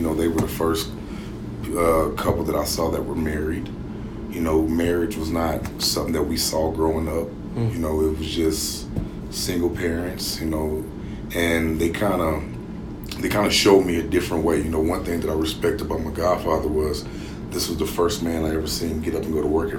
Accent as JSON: {"language": "English", "town": "Oakland", "region": "California", "country": "United States", "tie": "born there", "said": "But I was born in Oakland, yeah."}